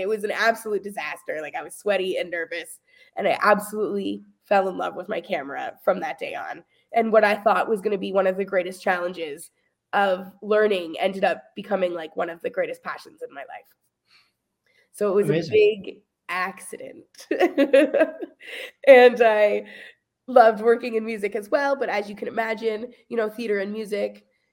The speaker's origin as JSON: {"language": "English", "town": "Hamilton", "region": "Ontario", "country": "Canada", "tie": "born or raised there", "also_born_or_lived": "Kingston, Ontario", "lives_now": "Burlington, Canada", "said": "I grew up in a really rural situation, in a beautiful, beautiful home with my lovely family. But when I was 18, I like could not get as far away as possible kind of thing in a quick enough time. So I moved from Hamilton to Kingston"}